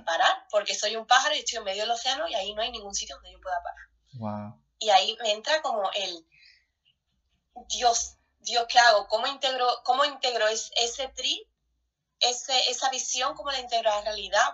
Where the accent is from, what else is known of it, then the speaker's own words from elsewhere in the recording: Spain; moved away; somos españoles